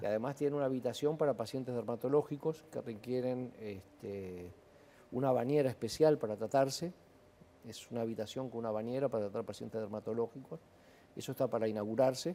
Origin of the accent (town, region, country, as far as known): Uruguay